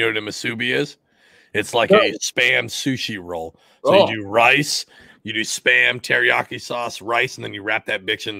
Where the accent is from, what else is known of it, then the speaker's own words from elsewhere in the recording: Washington, United States; moved away; I was poor, but I grew up in Washington, so that meant we had to have salmon.